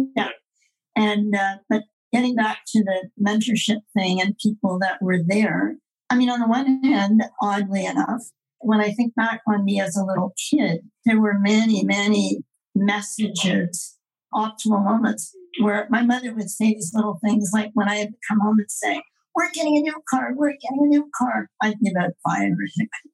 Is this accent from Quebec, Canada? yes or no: yes; Quebec, Canada; I was brought up in Quebec in the era of Duplessis